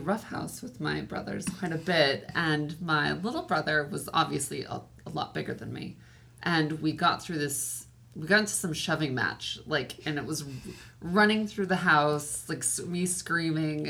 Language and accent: English; Highland, California, United States; The town's called Highland, but it's kind of in between here and Palm Springs.